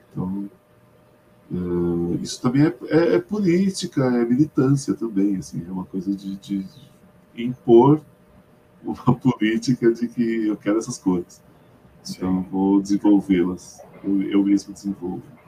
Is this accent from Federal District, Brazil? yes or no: no; São Paulo, Brazil; tinha bastante pichador na onde eu morava, eu sou de Perus